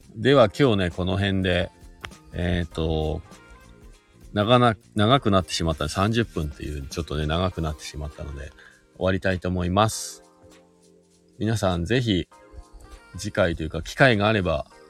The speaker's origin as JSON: {"language": "Japanese", "region": "Shizuoka", "country": "Japan", "tie": "born or raised there", "moved": "yes", "lives_now": "Hakuba, Japan", "said": "僕もね、静岡県出身で、もともとは。で、スノーボードが好きで、えー、っと、白馬に引っ越してきた移住組です"}